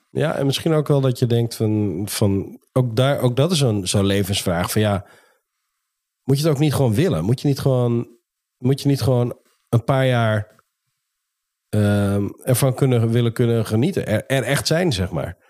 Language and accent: Dutch; Netherlands; als Nederlanders